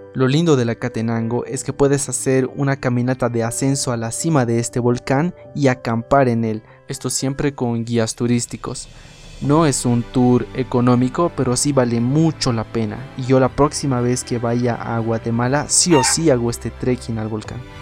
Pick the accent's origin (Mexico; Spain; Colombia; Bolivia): Bolivia; Para las personas que somos de Bolivia